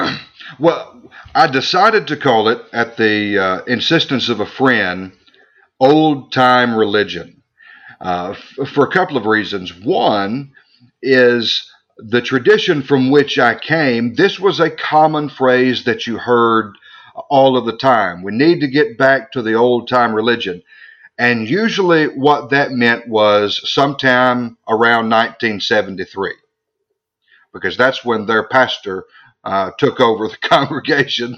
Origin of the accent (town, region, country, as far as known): United States; born or raised there; also born or lived in Scotland